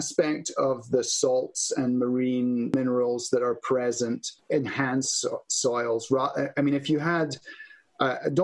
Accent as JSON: {"language": "English", "region": "Scotland", "country": "United Kingdom", "moved": "yes", "said": "Scotland, in my home country"}